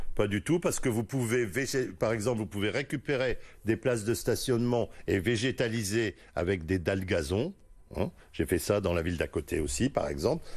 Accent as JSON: {"language": "French", "town": "Lille", "region": "Hauts-de-France", "country": "France", "tie": "born or raised there", "said": "je suis né à Lille. J'ai fait mes études à Lille. Je suis allé à l'école primaire à Lille"}